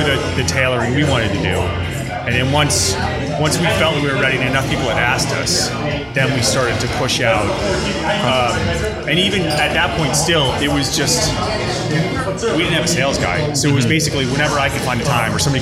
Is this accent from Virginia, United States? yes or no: no; Middletown, New Jersey, United States; I grew up in Middletown